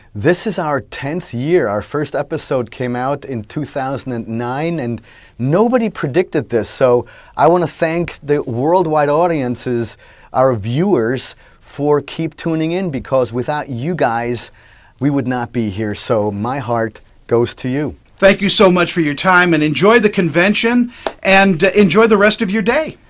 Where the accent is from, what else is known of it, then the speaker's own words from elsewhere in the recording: Switzerland; at our house growing up in Switzerland